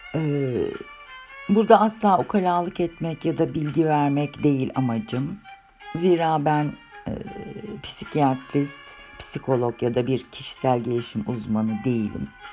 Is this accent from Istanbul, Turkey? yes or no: yes; Istanbul, Turkey; 1963 İstanbul doğumluyum